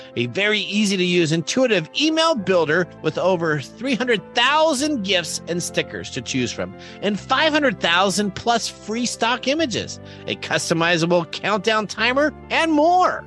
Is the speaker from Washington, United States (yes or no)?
yes; Seattle, Washington, United States; I grew up in the Seattle area